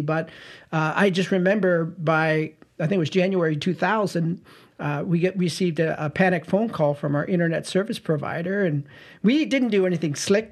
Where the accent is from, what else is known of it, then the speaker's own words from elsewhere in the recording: St. Catharines, Ontario, Canada; born and raised in Saint Catharines, Ontario